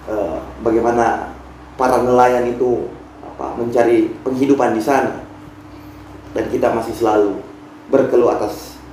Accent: Bombana, Southeast Sulawesi, Indonesia; Ya jadi kampung halaman saya kan mesti melalui lautan untuk sampai ke sana atau kalau paling tidak ketika misalkan saya dari Bombana untuk menuju Makassar saya mesti melalui Teluk Bone.

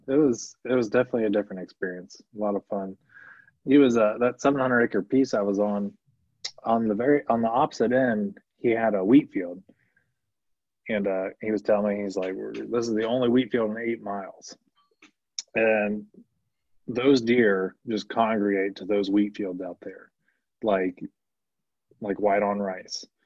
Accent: Ohio, United States; I'm from Ohio

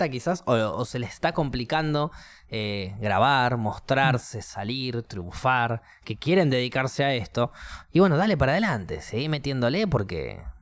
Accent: Neuquén, Argentina; nosotros que somos de Neuquén, que nosotros que somos de la tierra natal de …, no podemos disfrutar de este. de, esta música en nuestra fiesta de pueblo. En nuestra fiesta de ciudad.

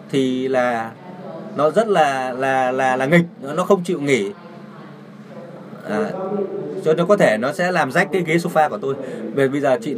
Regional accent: Taiwan; Vietnamese is a second language; À, chào các bạn … tôi đến từ Đài Loan.

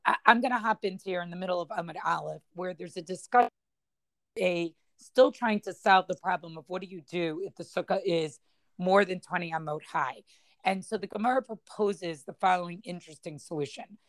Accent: Boston, Massachusetts, United States; the shul that I grew up in in Boston

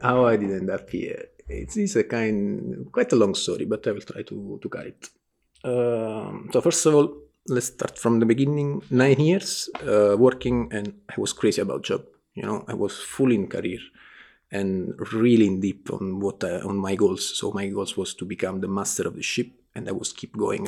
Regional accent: Naples, Campania, Italy; English is a second language; I'm from Naples, Italy, south of Italy.

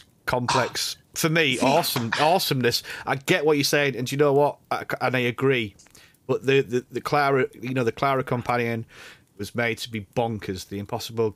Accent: Yorkshire and the Humber, United Kingdom; accent: Yorkshire; my Yorkshire accent

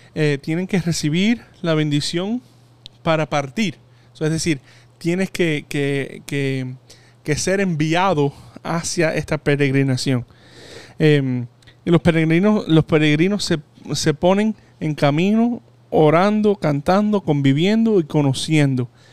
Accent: Hialeah, Florida, United States; yo que crecí en Jayalía

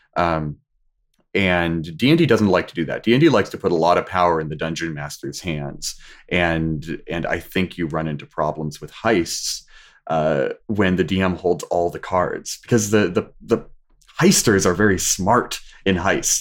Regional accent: Washington, United States; moved away as an adult; also born or lived in California; Whenever I came back home from California, turned to Washington State

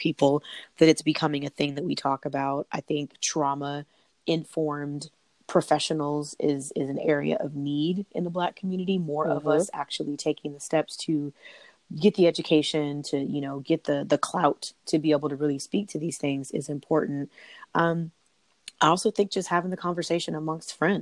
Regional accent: California, United States; I'm from California

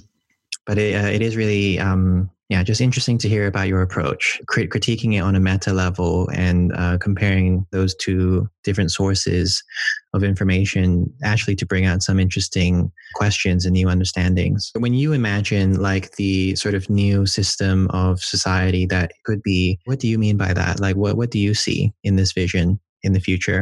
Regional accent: Hong Kong; I'm from Hong Kong

